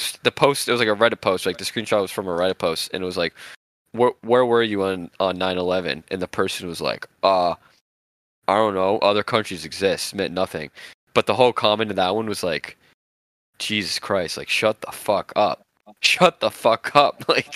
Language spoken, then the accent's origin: English; United States; I'm an American, by the way.